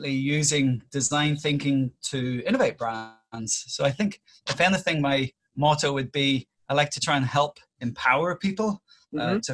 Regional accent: Northern Ireland, United Kingdom; It was very, very much a small town within Northern Ireland

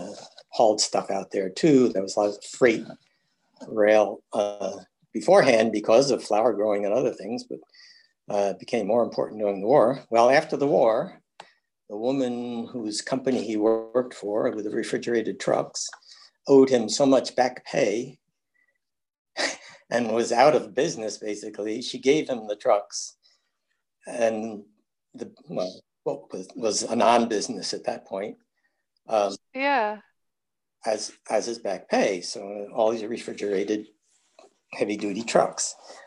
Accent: Bayport, New York, United States; We grew up in Bayport

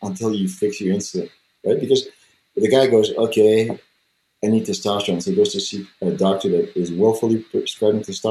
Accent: Canada; I'm French Canadian, but I have quite a bit of native blood

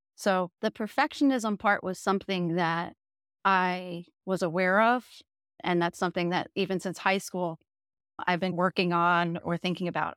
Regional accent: Jersey Shore, New Jersey, United States; moved away; We grew up in the Jersey Shore, so, like, literally right where that T V show was filmed

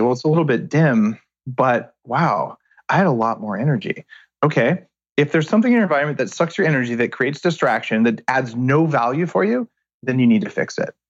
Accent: New Mexico, United States; I grew up in New Mexico

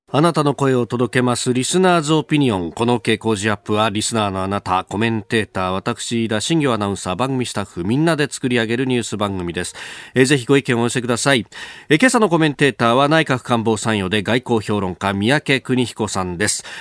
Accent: Yokosuka, Kanagawa, Japan; 私、横須賀の出

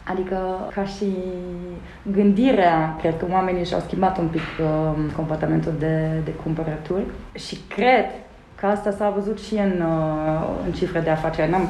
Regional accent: Germany; Romanian is a second language; now in Romania; Eu sunt uh, născută și crescută în Germania, cu părinții nemți, uh, nu avem nicio legătură de rude cu, cu România.

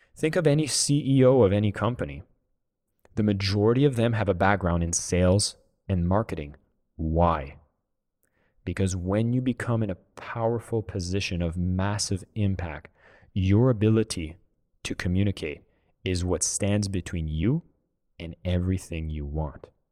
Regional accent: Canada; I'm from Canada

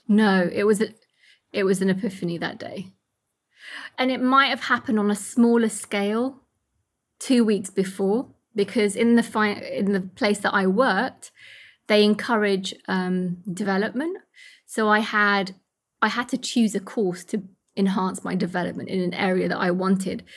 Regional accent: United Kingdom; also born or lived in Kurdistan; home's also here because this is where I've grown up

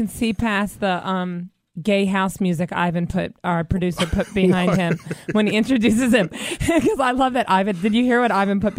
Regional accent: the South, United States; I'm from the South, so we have, my parents have lots of property

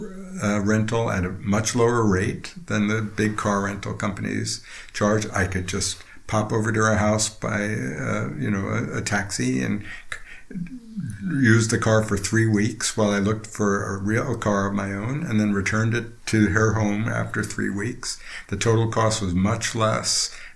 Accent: Princeton, New Jersey, United States; Just outside Princeton, New Jersey.

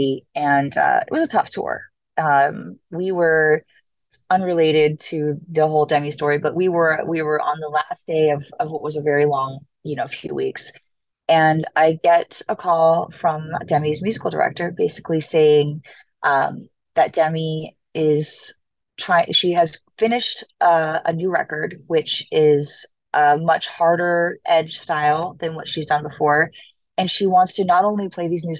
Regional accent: Los Angeles, California, United States; I like where I'm from, which is Los Angeles. So when my hometown got our team back

